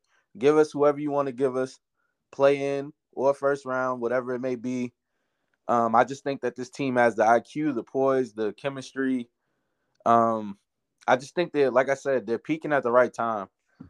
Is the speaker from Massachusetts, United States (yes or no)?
yes; Boston, Massachusetts, United States; moved away as an adult; now in Minneapolis, United States; My hometown versus my new town.